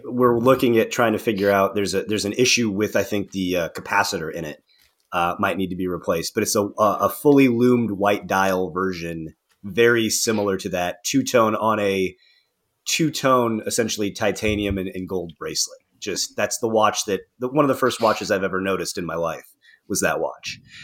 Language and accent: English; Northern Indiana, United States; moved away as an adult; now in Cincinnati, United States; Northern Indiana in my hometown